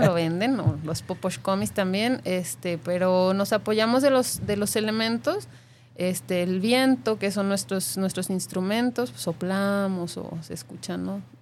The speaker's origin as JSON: {"language": "Spanish", "country": "Mexico", "also_born_or_lived": "Playa del Carmen", "lives_now": "Guadalajara, Mexico", "said": "como mexicanos"}